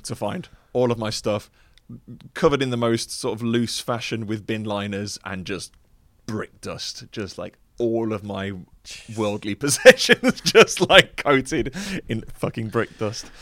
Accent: Wolverhampton, West Midlands, United Kingdom; moved away as an adult; also born or lived in London; I traveled in from Wolverhampton, went down to London

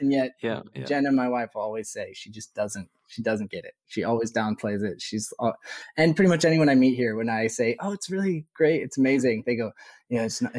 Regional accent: Illinois, United States; moved away as an adult; also born or lived in Arizona / Chicago; now in Dundonald, United Kingdom; So I'm from the United States. I'm actually from the state of Illinois, which is near Chicago. I've lived in Chicago for quite a bit. My family's all out in Arizona now. So we moved when I was about 11 or 12.

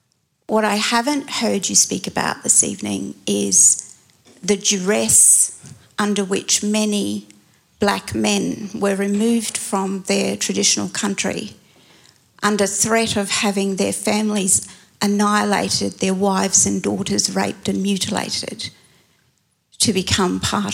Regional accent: Bowen, Queensland, Australia; now in Maleny, Australia; I'm a Birragubba and Kamilaroi woman. I'm a lawyer and I was born in Bowen.

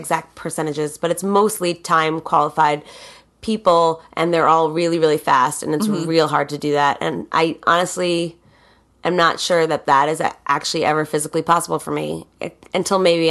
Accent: Boston, Massachusetts, United States; that's my hometown

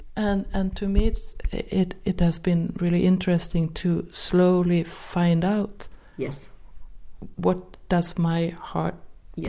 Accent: Sweden; first language Swedish; English is a second language; in Swedish since it's my mother tongue

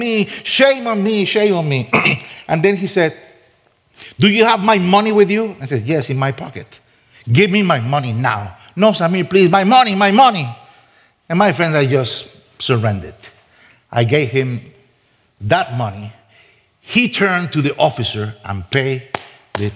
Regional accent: Costa Rica; moved away as an adult; I'm from Costa Rica. Nobody knows where my country is.

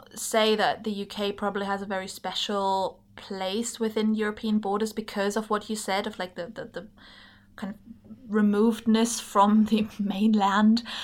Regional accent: Germany; moved away as an adult; also born or lived in England; now in Scotland, United Kingdom; I'm German, and I grew up in Germany

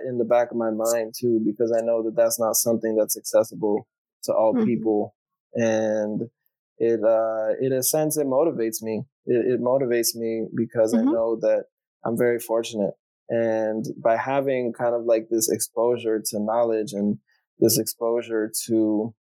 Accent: Maryland, United States; I grew up in the United States. You know, I had the benefits, the privileges of being in the United States, of growing up in the United States, speaking English, going to, you know, good public schools in Maryland

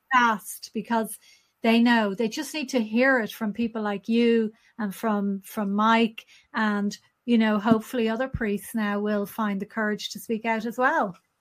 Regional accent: Ireland; as Irish people

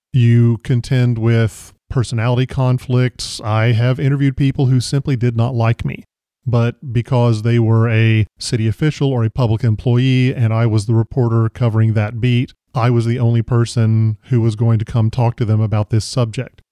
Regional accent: the South, United States; I grew up in the South

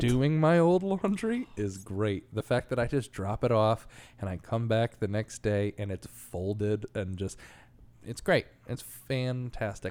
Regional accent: New York, United States; moved away; as a New Yorker, like, 'cause I'm s, I've been used to living in such small spaces the whole time

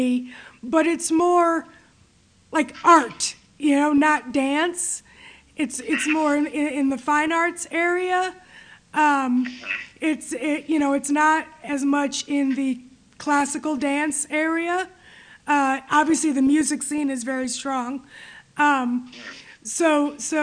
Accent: New York, United States; now in Detroit, United States; I'm from New York, but I'm located in Detroit

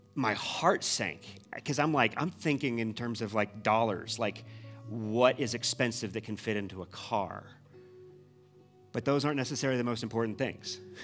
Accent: Midwest, United States; moved away; we're from the Midwest

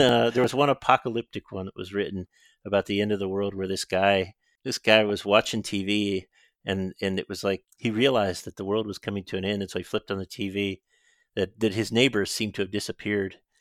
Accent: Southern Illinois, United States; also born or lived in Decatur, Illinois / Chicago, Illinois / Springfield, Ohio; I grew up in Southern Illinois, which is interestingly kind of in between the South and Chicago in some ways

